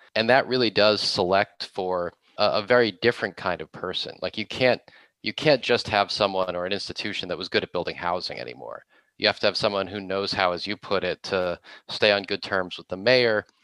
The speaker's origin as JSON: {"language": "English", "town": "Boston", "region": "Massachusetts", "country": "United States", "moved": "yes", "lives_now": "Los Angeles, United States", "said": "I am from the Boston area originally"}